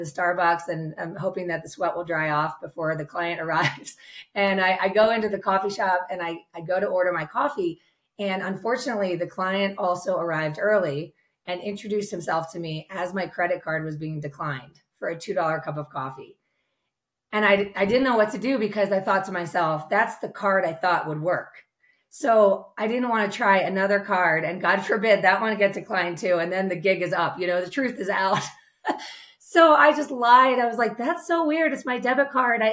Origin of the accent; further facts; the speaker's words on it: outside Philadelphia, Pennsylvania, United States; I grew up outside Philadelphia, youngest of five kids